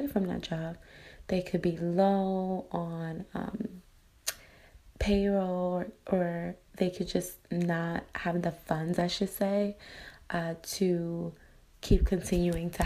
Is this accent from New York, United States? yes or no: yes; New York, United States; moved away as an adult; now in Los Angeles, United States; I am born and raised in New York, which I love, proud to be from there. But now I am currently living in Los Angeles, California